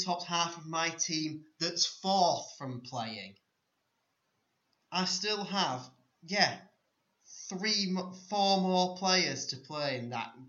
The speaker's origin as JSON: {"language": "English", "region": "Yorkshire and the Humber", "country": "United Kingdom", "said": "I am second Yorkshireman behind Chris Armitage"}